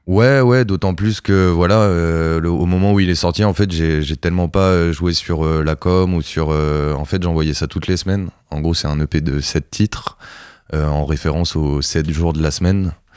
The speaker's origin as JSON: {"language": "French", "town": "Cherbourg", "region": "Normandy", "country": "France", "lives_now": "Caen, France", "said": "je suis de Charbourg"}